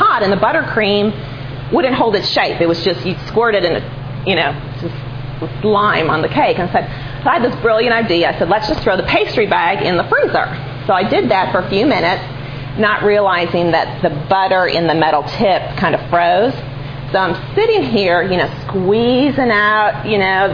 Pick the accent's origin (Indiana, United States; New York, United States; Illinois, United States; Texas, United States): Illinois, United States; Chicago; I'm from Chicago. And grew up there